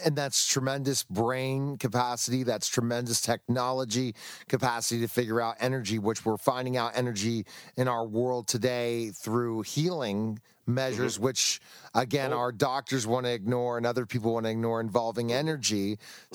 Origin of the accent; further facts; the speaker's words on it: United States; I'm an American